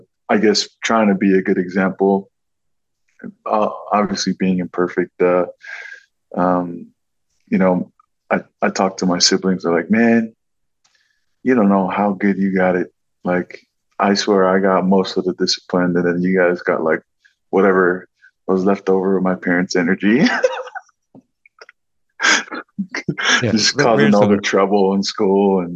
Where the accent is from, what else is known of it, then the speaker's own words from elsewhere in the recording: Anaheim, California, United States; moved away as an adult; also born or lived in Pago Pago, American Samoa; now in Utah, United States; the rest of my life, I was raised in Southern California, in Anaheim and Riverside